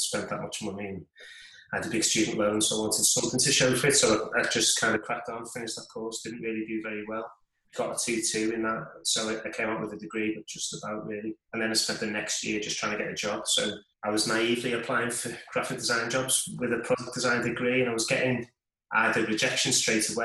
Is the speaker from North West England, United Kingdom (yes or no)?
yes; Liverpool, North West England, United Kingdom; I was born in Liverpool, England, still live there now, and never really moved very far away